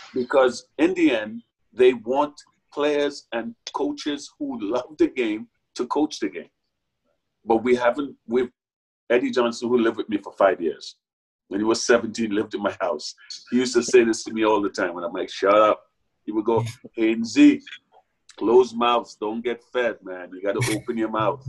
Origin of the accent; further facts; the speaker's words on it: Trinidad & Tobago; moved away as an adult; also born or lived in New York; now in United States; I grew up in a Trinidad and Tobago that's so much smaller